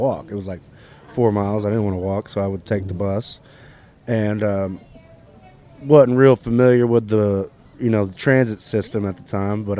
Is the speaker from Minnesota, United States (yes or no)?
no; Irving, Texas, United States; now in Fort Worth, United States; Grew up in Irving, but live in Fort Worth.